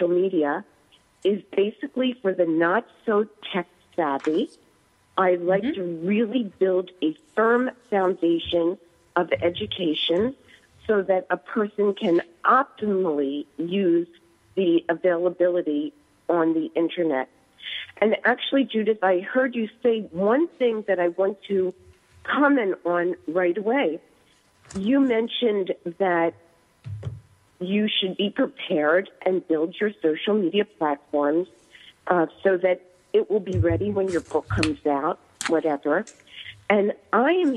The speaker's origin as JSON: {"language": "English", "region": "East Coast", "country": "United States", "also_born_or_lived": "Silicon Valley, California", "accent": "East Coast", "moved": "yes", "said": "moving, of course, from the East Coast, which you cannot take out of my voice"}